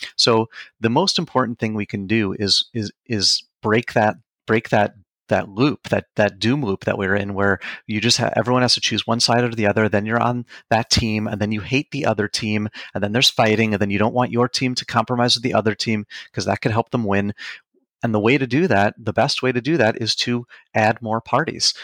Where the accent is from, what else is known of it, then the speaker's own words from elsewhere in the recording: Long Island, New York, United States; also born or lived in Queens, New York; I was born in Queens, New York, grew up on Long Island